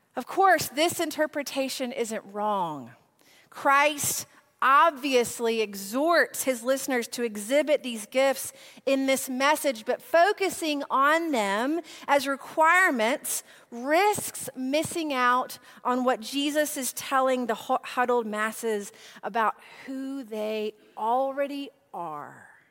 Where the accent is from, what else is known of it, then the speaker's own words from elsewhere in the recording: Nashville, Tennessee, United States; I am from Nashville.